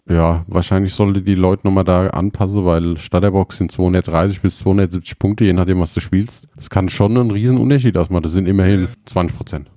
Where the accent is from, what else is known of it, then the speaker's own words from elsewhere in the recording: Germany; bei uns in Deutschland